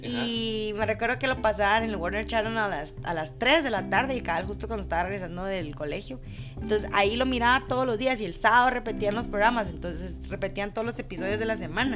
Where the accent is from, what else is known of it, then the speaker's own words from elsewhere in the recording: Guatemala; accent: Guatemalan; first language Spanish; Los guatemaltecos decimos que no tenemos acento